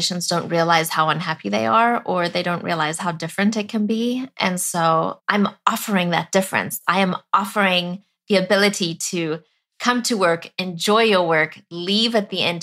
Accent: South Africa; moved away; I was born and raised in South Africa

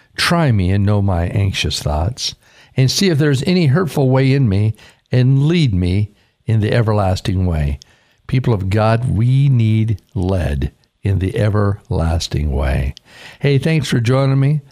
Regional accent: Caldwell, Idaho, United States; moved away as an adult; also born or lived in Vancouver, Washington; growing up in Idaho and being raised in, in Caldwell

